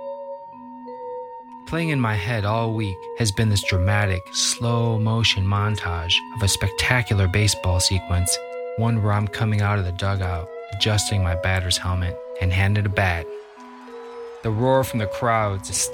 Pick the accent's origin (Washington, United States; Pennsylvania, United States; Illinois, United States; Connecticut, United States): Illinois, United States; Libertyville; I grew up in Libertyville, Illinois, which is about 35, 40 miles north of the city of Chicago